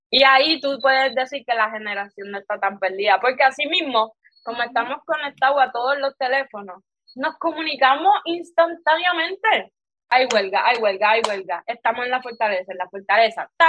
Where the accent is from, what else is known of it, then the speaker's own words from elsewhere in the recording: Puerto Rico; como buen boricua.